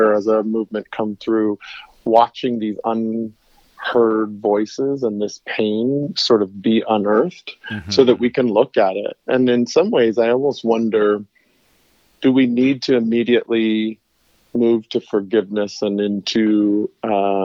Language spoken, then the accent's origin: English; Tucson, Arizona, United States; And my hometown.